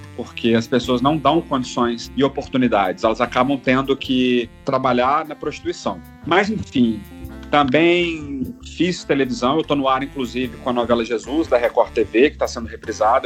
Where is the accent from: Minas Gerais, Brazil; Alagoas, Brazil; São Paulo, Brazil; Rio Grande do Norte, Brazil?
Minas Gerais, Brazil; Belo Horizonte; moved away as an adult; now in Rio de Janeiro, Brazil; eu sou mineiro, né? Eu sou mineiro de Belo Horizonte é... hum. e moro há 14 anos no Rio